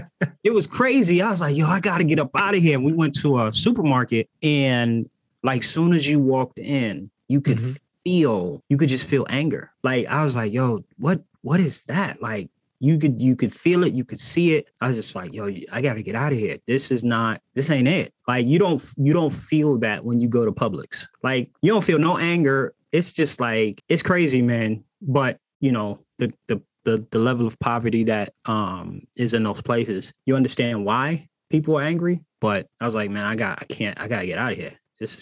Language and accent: English; Boston, Massachusetts, United States; now in Atlanta, United States; So I was born and raised in Boston. I currently live in the metro Atlanta area. Moved here kind of mid pandemic.